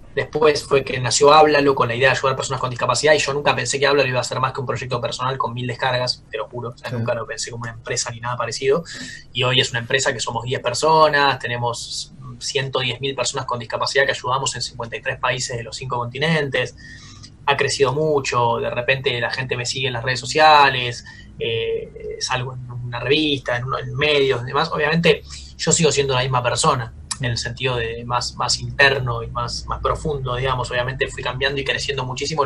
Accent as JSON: {"language": "Spanish", "country": "Argentina", "said": "cómo somos los argentinos"}